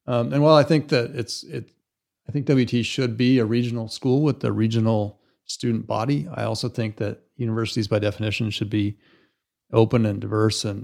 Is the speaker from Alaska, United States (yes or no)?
yes; Alaska, United States; And when I grew up in Alaska, it was it was the last oil boom there.